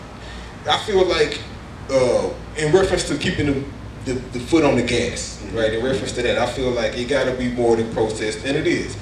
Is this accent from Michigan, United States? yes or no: no; Missouri City, Texas, United States; I'm from Mo City, right? So we in the hood, I'm in Quill Valley.